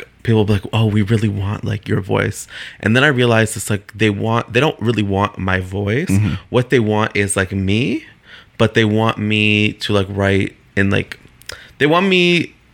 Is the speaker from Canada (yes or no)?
yes; Toronto, Ontario, Canada; I'm born and raised in Toronto in the West End.